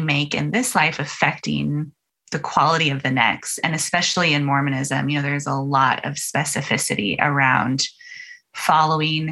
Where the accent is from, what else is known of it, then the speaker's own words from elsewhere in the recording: Utah, United States; I grew up in Utah and 95% of my neighbors were all LDS